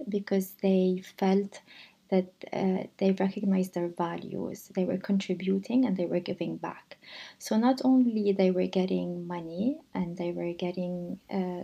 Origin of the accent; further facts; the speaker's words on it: Lebanon; moved away; I grew up in Lebanon, I grew up in a country that was torn by war.